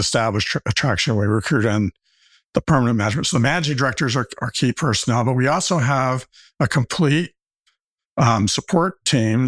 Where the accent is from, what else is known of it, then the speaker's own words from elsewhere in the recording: Arkansas, United States; also born or lived in Stanford, California; I came, came back to my home state of Arkansas where all my family has